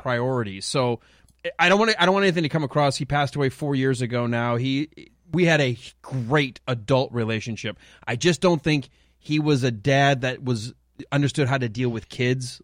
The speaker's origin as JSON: {"language": "English", "town": "Detroit", "region": "Michigan", "country": "United States", "tie": "born or raised there", "said": "Growing up in Detroit"}